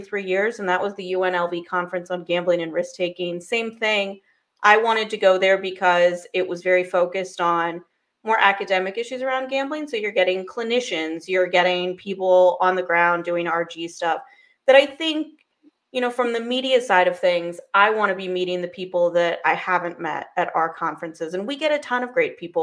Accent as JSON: {"language": "English", "country": "United States", "said": "as an American"}